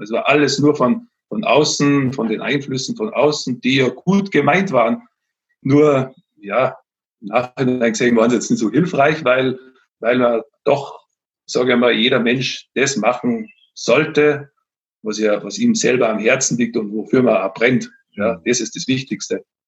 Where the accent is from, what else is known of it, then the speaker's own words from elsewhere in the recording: Austria; moved away as an adult; now in Bavaria, Germany; Ich komme jetzt nicht ursprünglich aus Bayern, sondern aus Österreich.